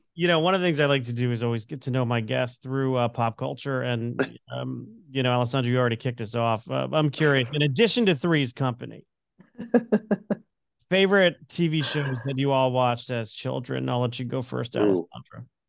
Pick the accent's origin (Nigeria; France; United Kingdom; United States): United States; Connecticut; I'm an Irish Italian Catholic from Connecticut